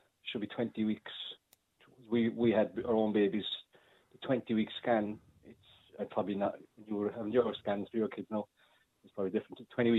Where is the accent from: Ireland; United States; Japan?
Ireland; Cork, Munster; we're from Cork